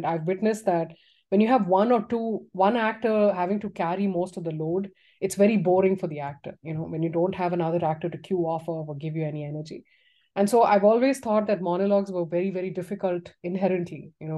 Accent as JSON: {"language": "English", "region": "Tamil Nadu", "country": "India", "tie": "born or raised there", "moved": "yes", "said": "I went to my hometown, which was, you know, in Tamil Nadu"}